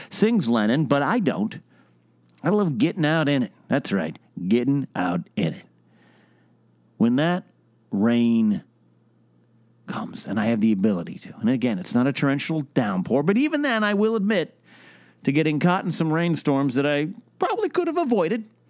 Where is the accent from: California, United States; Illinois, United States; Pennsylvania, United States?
California, United States; Arroyo Grande; moved away; my hometown, my home area, Pismo Beach, Arroyo Grande, San Luis, we call ourselves the Central Coast